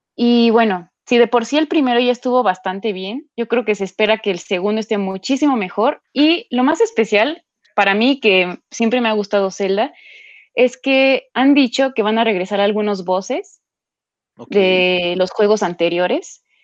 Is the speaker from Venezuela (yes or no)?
no; Mexico; como mexicanos